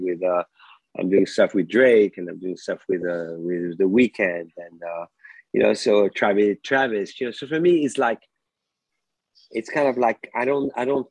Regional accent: France; moved away as an adult; now in United States; My background was mostly math and physics when I grew up in France. And when I moved to America

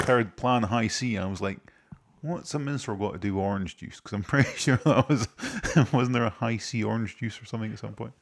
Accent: Scotland, United Kingdom; I'm Scottish

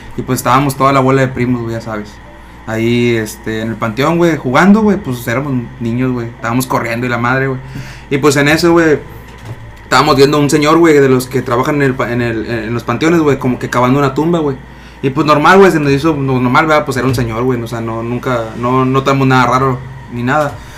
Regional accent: Matamoros, Tamaulipas, Mexico; soy oriundo de Matamoros

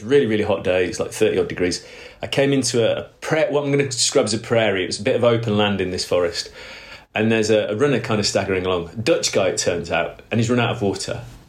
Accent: Cornwall, South West England, United Kingdom; I said, UK. And he went, oh, yeah, yeah, but where? And I said, oh, a little place called Cornwall.

